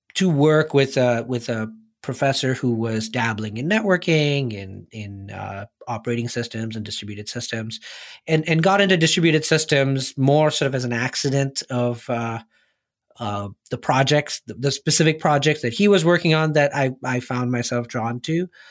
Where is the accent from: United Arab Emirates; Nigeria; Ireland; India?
India; moved away as an adult; I grew up in India